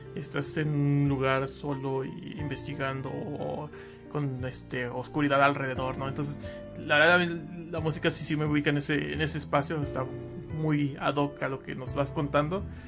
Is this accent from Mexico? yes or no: yes; Mexico; acá en México